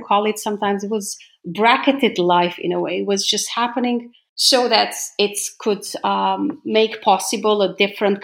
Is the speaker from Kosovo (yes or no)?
yes; Gjilan, Gjilan District, Kosovo; I grew up in Gjilan, in Gnjilane